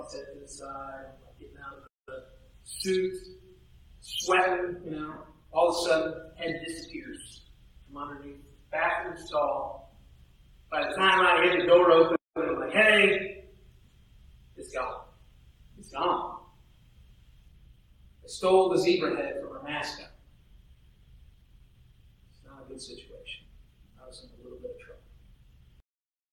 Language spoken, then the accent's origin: English; near Tippecanoe Valley, Indiana, United States; moved away; in my hometown, it was the Tippecanoe Valley Vikings, right? They were just about 10 miles from my house